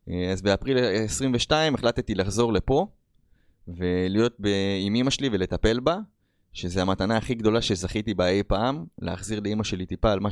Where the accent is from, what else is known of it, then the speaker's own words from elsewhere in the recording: Rishon LeZion, Central District, Israel; moved away as an adult; also born or lived in United States; אני בן 36, כמו שאמרתי לכם … אמ, מי שגדלתי פה בראשון לציון, בארץ ישראל, ובשנת 2009 אה, החלטתי לעזוב לארצות הברית. אה, הייתי שם עד שנת 2022.